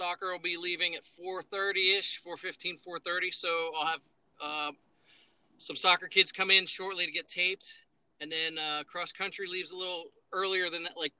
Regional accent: Dover, Delaware, United States; moved away as an adult; also born or lived in Pennsylvania / Charleston, West Virginia / Kentucky / Chattanooga, Tennessee; I'm originally from Pennsylvania, born and raised in PA, but grew up in Delaware, went to high school in Dover, Delaware

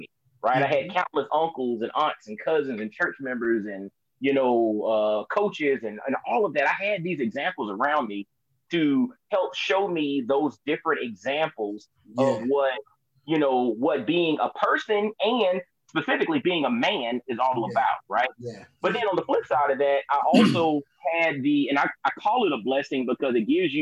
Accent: Augusta, Georgia, United States; moved away as an adult; also born or lived in Atlanta, Georgia / Knoxville, Tennessee; I was born and raised in Augusta, Georgia

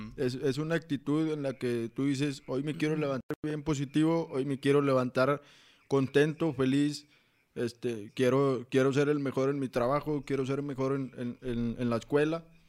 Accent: Saltillo, Coahuila, Mexico; soy de aquí de Saltillo, Coahuila

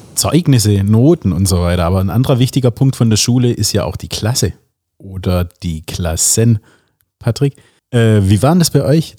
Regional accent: a village near Calw, Baden-Württemberg, Germany; in Kalf, also das war die nächstgröß das nächstgrößere Städtchen aus dem äh, Dorf, wo ich herkomme

